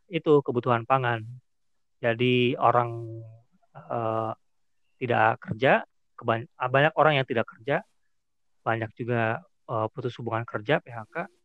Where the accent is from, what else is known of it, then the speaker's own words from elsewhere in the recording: Pemalang, Central Java, Indonesia; Ya gue kan asalnya Pemalang.